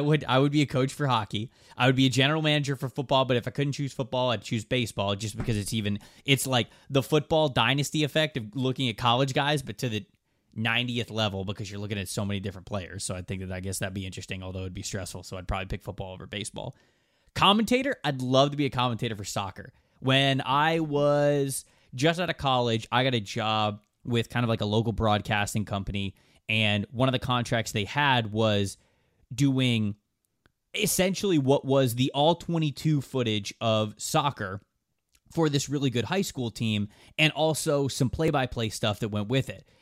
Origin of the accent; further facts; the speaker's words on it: Tampa, Florida, United States; I'm from the Tampa, Florida area